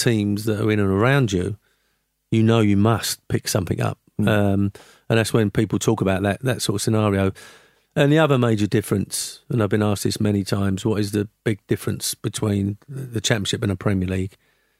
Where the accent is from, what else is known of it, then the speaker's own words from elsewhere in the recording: Canning Town, London, United Kingdom; also born or lived in Forest Gate; West Ham, I was born in Forest Gate, brought up in Canning Town, West Ham boy.